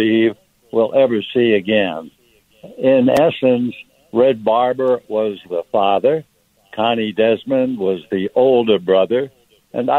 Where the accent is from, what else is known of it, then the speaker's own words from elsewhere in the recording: New York City, New York, United States; moved away; being a New Yorker kid raised in ice skating in the winter